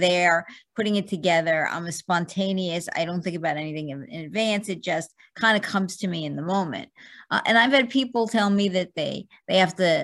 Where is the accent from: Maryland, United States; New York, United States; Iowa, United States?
New York, United States; now in New Jersey, United States; I'm in New Jersey now, but I come from New York originally